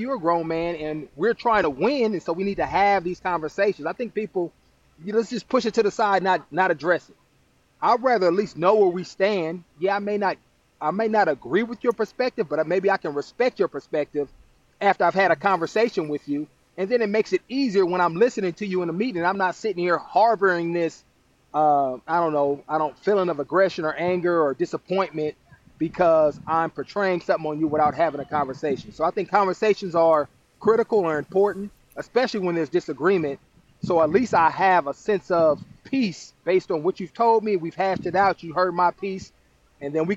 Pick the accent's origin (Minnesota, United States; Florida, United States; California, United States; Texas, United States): California, United States; Oakland; my story growing up in Oakland